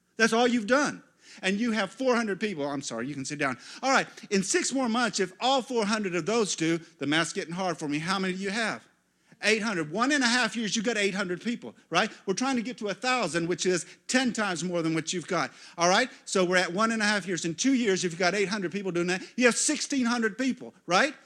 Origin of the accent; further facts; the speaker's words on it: United States; as an American pastor.